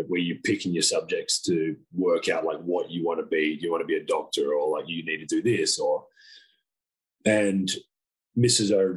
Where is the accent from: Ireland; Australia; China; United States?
Australia; Adelaide, South Australia; I grew up in Adelaide